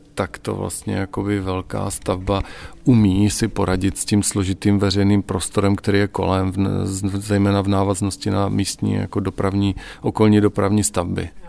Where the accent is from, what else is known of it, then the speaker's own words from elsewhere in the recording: Ostrava, Moravian-Silesian Region, Czechia; moved away as an adult; also born or lived in Brno / Prague; Já jsem Ostravák